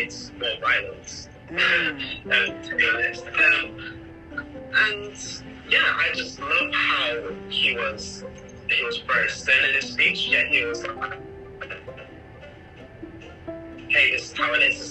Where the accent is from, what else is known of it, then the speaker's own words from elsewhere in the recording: Nottingham, East Midlands, United Kingdom; moved away as an adult; now in London, United Kingdom; I was born in Nottingham, a little city right in the middle of England. And I grew up in a town just outside of that called Huntington.